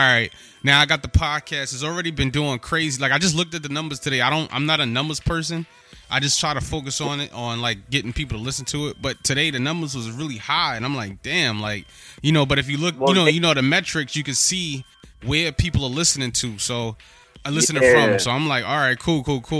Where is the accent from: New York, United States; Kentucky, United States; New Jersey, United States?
New York, United States; New York City; I'm from New York. Yeah, I'm born and raised from New York